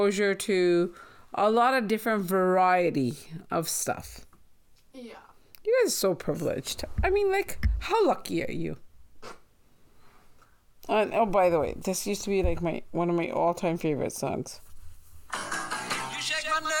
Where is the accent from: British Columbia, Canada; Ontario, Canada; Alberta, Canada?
British Columbia, Canada; Nanaimo; moved away as an adult; now in Surrey, Canada; Speaking of growing up in Nanaimo, do you realize that as a child and even as a teenager, I didn't know what Diwali and Baisakhi really were